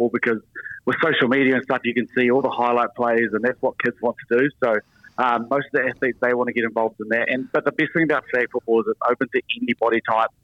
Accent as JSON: {"language": "English", "country": "New Zealand", "said": "as a Kiwi"}